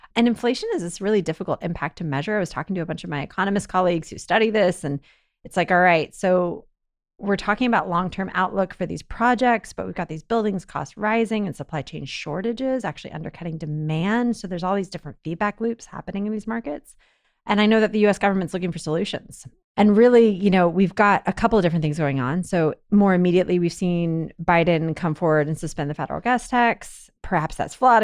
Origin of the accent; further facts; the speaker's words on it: Texas, United States; As a Texan